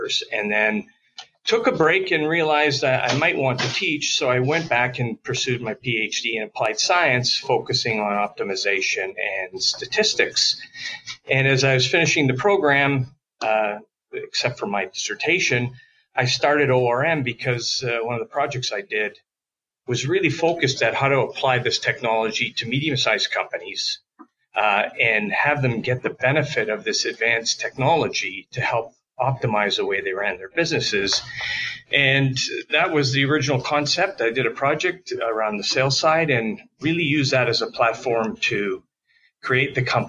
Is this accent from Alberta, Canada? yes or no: no; Toronto, Ontario, Canada; moved away as an adult; now in United States; I'm actually originally from Toronto, Canada